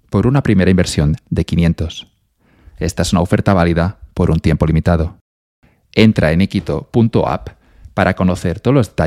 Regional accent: Spain; españoles siempre tendemos a ser pesimistas a veces.

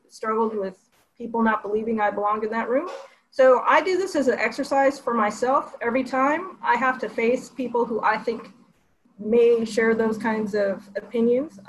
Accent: Texas, United States; born or raised there

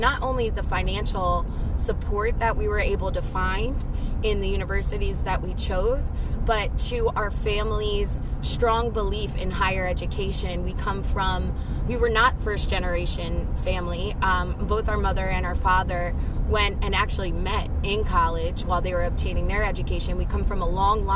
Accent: New Jersey, United States; my experience playing ball, growing up in South Jersey and continuing to play ball collegiately in Jersey

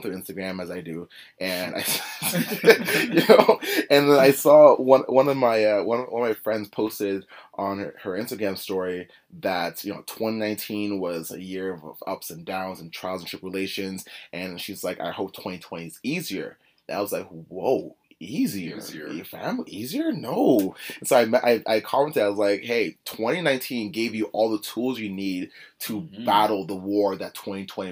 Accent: Oakville, Ontario, Canada; growing up in Oakville, you hear horror stories of places like Scarborough

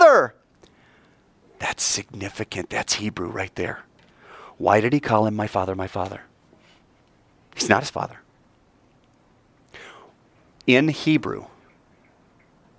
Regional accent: United States; we're American

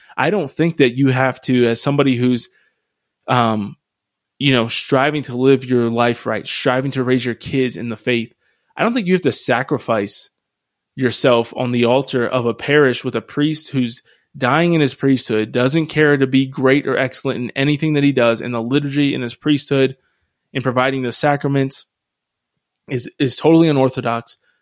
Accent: Harrisville, Pennsylvania, United States; moved away; where I grew up in Harrisville, Pennsylvania, the diocese is dying

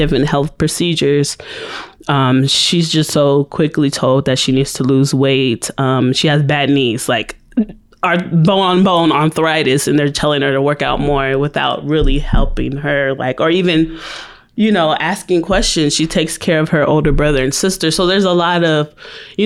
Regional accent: California, United States; moved away as an adult; also born or lived in Petersburg, Virginia; now in Virginia, United States; I am originally from California

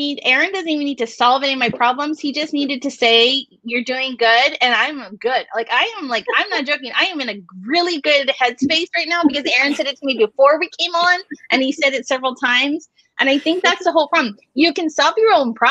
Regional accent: Hawaii, United States; moved away; So I'm Hawaiian, but my therapist back in Hawaii, he incorporated a lot of our culture into our therapy sessions.

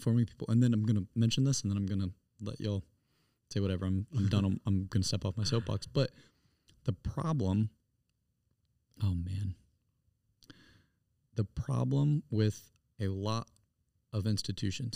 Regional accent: Greenville, South Carolina, United States; I'm from Greenville, South Carolina.

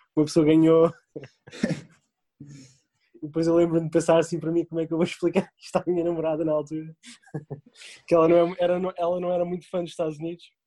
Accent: Portugal; moved away as an adult; also born or lived in France / Indonesia; now in United States; sendo português

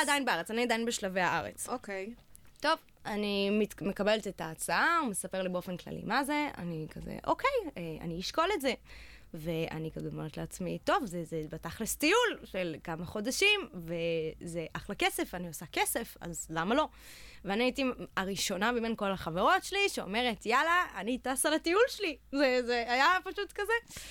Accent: Jerusalem, Jerusalem District, Israel; בירושלים, איפה שנולדתי

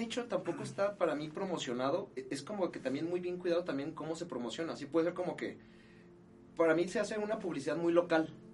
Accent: Mexico; como mexicano

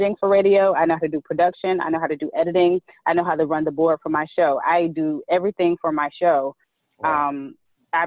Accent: Chattanooga, Tennessee, United States; moved away as an adult; now in Washington, D.C., United States; I'm originally from Chattanooga, Tennessee.

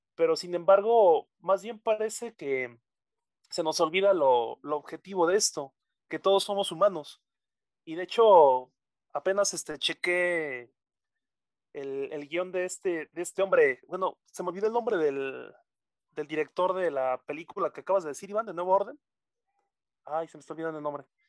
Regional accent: Mexico

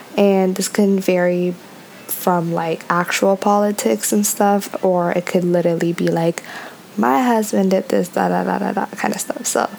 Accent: Toronto, Ontario, Canada; I am Ethiopian. I am 24 years old. I am from Toronto, Ontario, Canada.

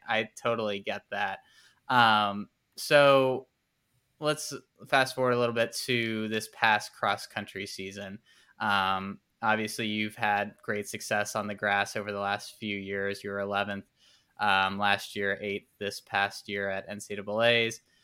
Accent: Nashville, Tennessee, United States; I'm from Nashville

